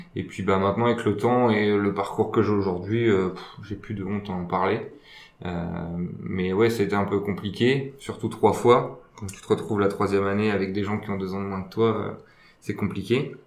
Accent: Aisne, Hauts-de-France, France; moved away as an adult; now in Reims, France; à la base, je viens de, de l'Aisne, je suis un axonné

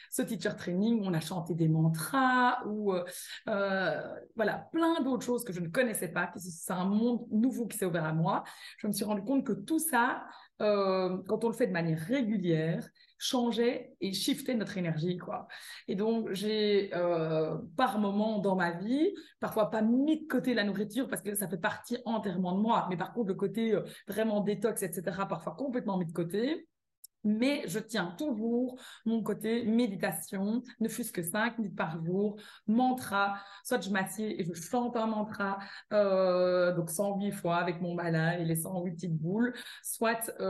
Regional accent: Belgium; accent: Belgian; moved away as an adult; also born or lived in California; je le suis très belge, j'ai toujours mon accent belge.

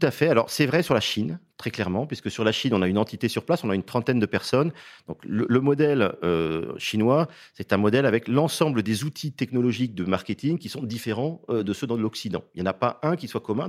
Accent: Saint-Brieuc, Brittany, France; je suis breton d'origine, j'y suis né

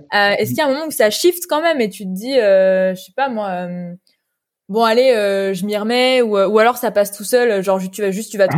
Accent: near Toulon, Provence-Alpes-Côte d'Azur, France; moved away; je viens d'à côté de Toulon

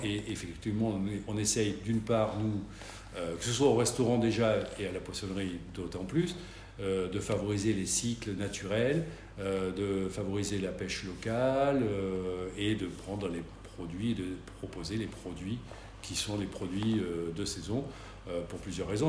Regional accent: Landes, Nouvelle-Aquitaine, France; moved away as an adult; now in Bordeaux, France; j'ai souhaité revenir dans ma région natale, puisque je suis d'origine landaise

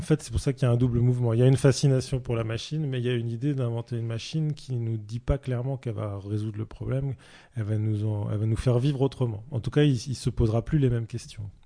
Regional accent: Saint-Brieuc, Brittany, France; je suis né à Saint-Brieuc

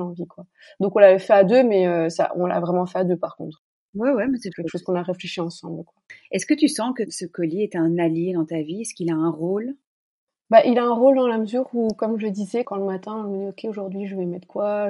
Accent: Belgium; En Belgique, je suis belge, tout à fait

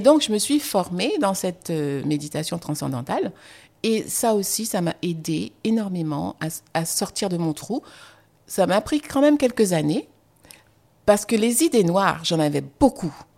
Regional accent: Guadeloupe; also born or lived in France; now in United States; mon identité guadeloupéenne, antillaise

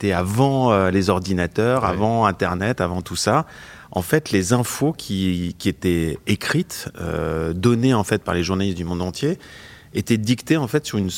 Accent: Bois-d'Amont, Bourgogne-Franche-Comté, France; also born or lived in Switzerland; parce que j'étais originaire du Jura, du village de Bois d'Amont, qui est un village où il n'y avait pas de maternité

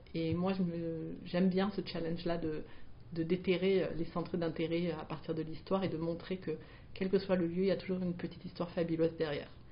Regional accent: Marseille, Provence-Alpes-Côte d'Azur, France; je suis marseillaise

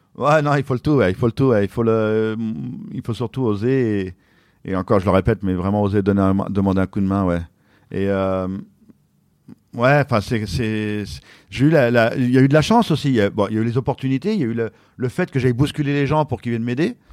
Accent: France; J'arrive de France

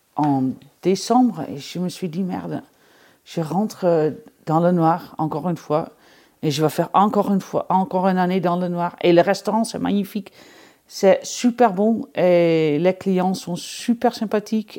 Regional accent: Amsterdam, North Holland, Netherlands; moved away as an adult; now in Jura, France; je viens d'Amsterdam, j'avais un restaurant à Amsterdam

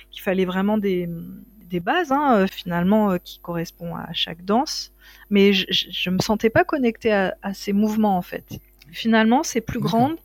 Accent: south-east France, France; je suis originaire du sud de la France, sud-est

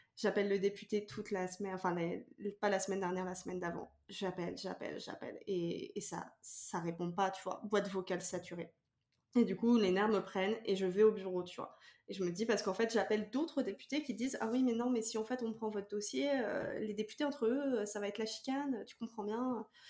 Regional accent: France; now in Canada; en tant que française

